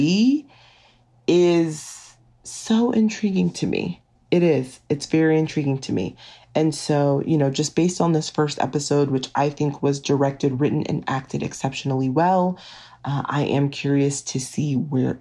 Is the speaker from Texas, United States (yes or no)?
yes; Texas, United States; I'm from Texas